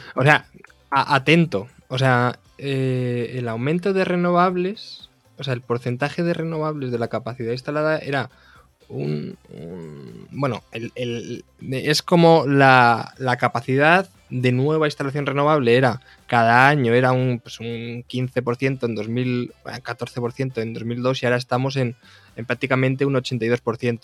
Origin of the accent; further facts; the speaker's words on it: Castilla-La Mancha, Spain; Yo soy de La Mancha